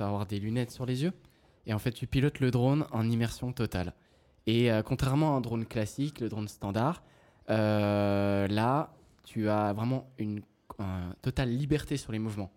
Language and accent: French; Yverdon-les-Bains, Vaud, Switzerland; also born or lived in Evionnaz, Valais (family origin); né à Yverdon